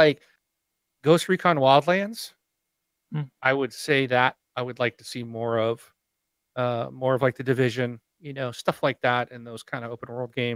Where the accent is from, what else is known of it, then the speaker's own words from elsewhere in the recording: North Dakota, United States; also born or lived in Chicago / Arizona; now in Washington, United States; I grew up in North Dakota